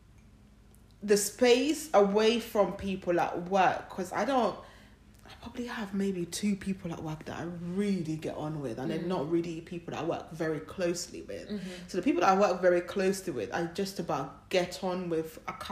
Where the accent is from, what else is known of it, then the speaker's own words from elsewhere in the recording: Uganda; moved away; we grew up in Uganda, and we know that we live in a country that's not ours